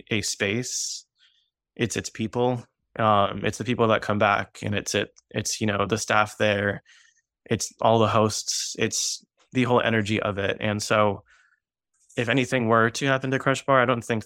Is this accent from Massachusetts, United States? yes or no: no; Arlington, Virginia, United States; I was born and raised in Arlington, Virginia